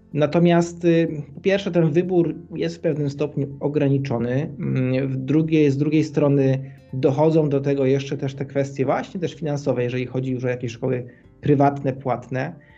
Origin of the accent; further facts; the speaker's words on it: Kraków, Lesser Poland, Poland; moved away as an adult; Jesteśmy z Krakowa, oryginalnie z Krakowa, chociaż dzisiaj już troszkę innej części mm, Europy